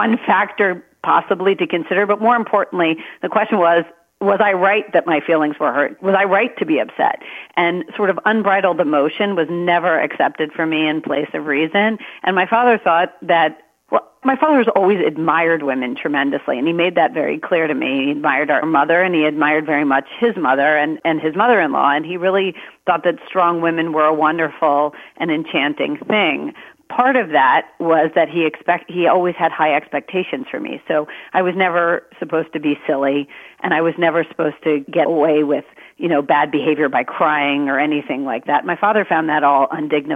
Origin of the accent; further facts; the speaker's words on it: Maryland, United States; I was born in Maryland